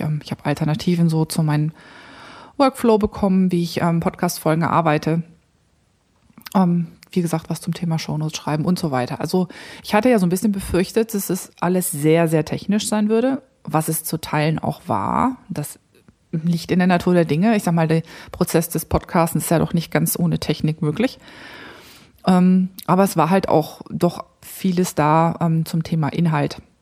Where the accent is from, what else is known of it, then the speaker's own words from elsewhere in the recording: near Krefeld, North Rhine-Westphalia, Germany; moved away; Ich komme ja ähm, aus dem Rheinland, also ich bin im Rheinland aufgewachsen, gar nicht weit, also 20, 25 Minuten von Krefeld entfernt